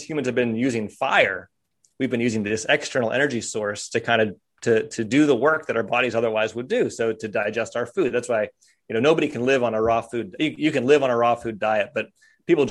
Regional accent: Kersey, Pennsylvania, United States; moved away; also born or lived in St. Marys, Pennsylvania; I grew up in Kersey

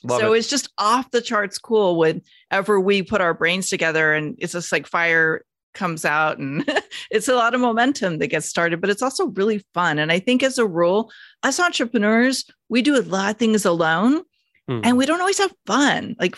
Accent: Phoenix, Arizona, United States; born there; also born or lived in Bakersfield / San Diego; now in Los Angeles, United States; I was born in Phoenix, moved to a very special town called Bakersfield. And I'm sorry if you live in Bakersfield, I'm not dishing on it, but it wasn't my favorite place I lived. I went to school in San Diego

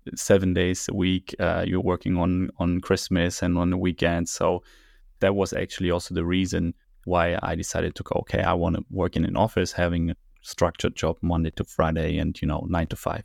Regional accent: Berlin, Germany; I grew up here, born and raised in Berlin

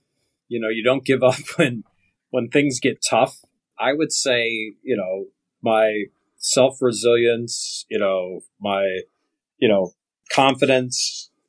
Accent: Northeast Ohio, United States; Growing up in Northeast Ohio

